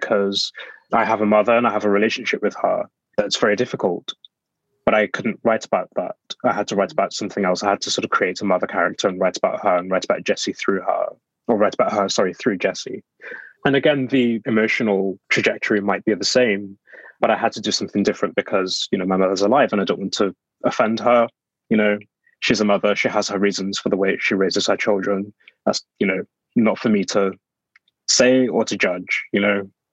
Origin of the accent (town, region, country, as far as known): Black Country, West Midlands, United Kingdom; born or raised there; now in London, United Kingdom